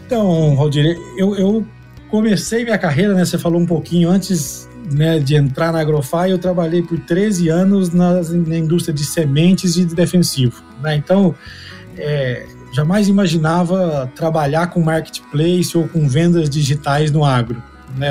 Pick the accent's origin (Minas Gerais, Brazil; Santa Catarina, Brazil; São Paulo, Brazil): Minas Gerais, Brazil; Uberlândia; moved away as an adult; also born or lived in Goiânia; now in Campinas, Brazil; Eu sou agrônomo também, sou natural de Uberlândia, Minas.